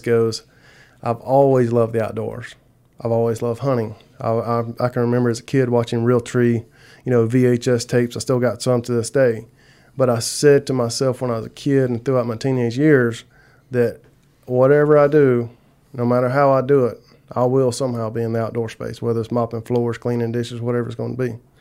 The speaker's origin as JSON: {"language": "English", "region": "South Carolina", "country": "United States", "moved": "as an adult", "lives_now": "LaGrange, United States", "said": "I'm originally from South Carolina"}